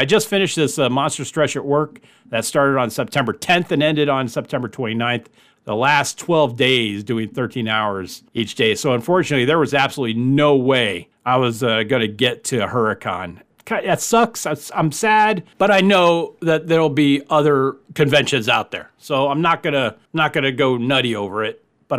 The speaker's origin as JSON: {"language": "English", "country": "United States", "said": "I'm an American. All right, so I'll put it out there like that. I mean, I'm 50% Dutch, and my grandmother came over on the boat."}